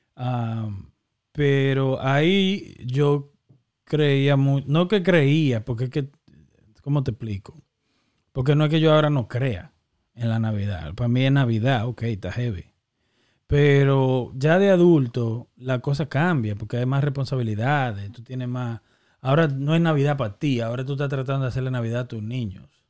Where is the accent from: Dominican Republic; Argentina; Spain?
Dominican Republic; San Cristóbal; moved away; also born or lived in Massachusetts; yo de niño en San Cristóbal